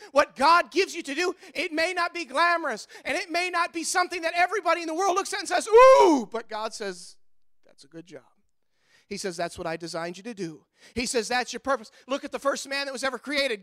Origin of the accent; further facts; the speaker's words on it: United States; as an American citizen